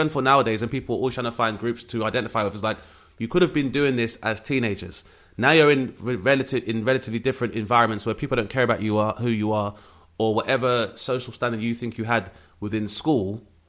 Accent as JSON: {"language": "English", "region": "London", "country": "United Kingdom", "tie": "born or raised there", "said": "which was a very rare experience for a lot of my peers growing up in Southeast London."}